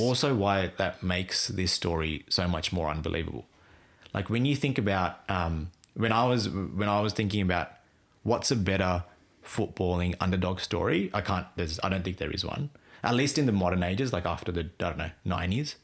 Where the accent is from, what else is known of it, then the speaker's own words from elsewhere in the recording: Australia; I grew up in Australia